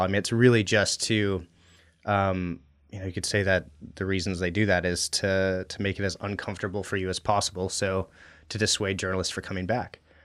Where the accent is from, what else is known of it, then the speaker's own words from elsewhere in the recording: Anchorage, Alaska, United States; also born or lived in Western Washington / Middle East; I grew up in Anchorage